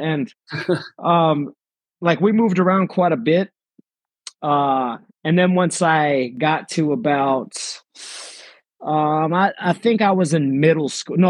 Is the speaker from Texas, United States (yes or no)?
yes; Amarillo, Texas, United States; moved away as an adult; also born or lived in Philippines; now in Florida, United States; So we got to a city called Amarillo, Texas. Okay. And, I went to elementary, middle school and high school there.